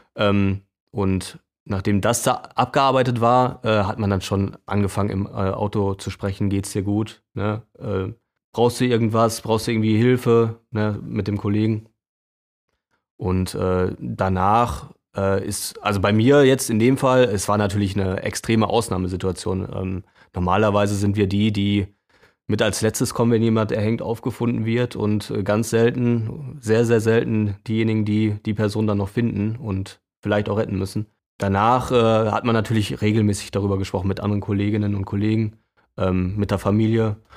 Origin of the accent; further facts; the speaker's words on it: Bielefeld, North Rhine-Westphalia, Germany; Arminia als Bielefelder